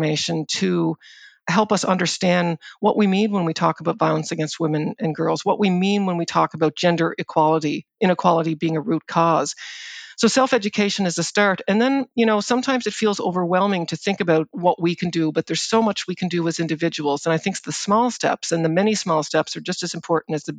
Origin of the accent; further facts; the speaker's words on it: Prince Edward Island, Canada; I grew up on Prince Edward Island, and I grew up in a farming community in Prince Edward Island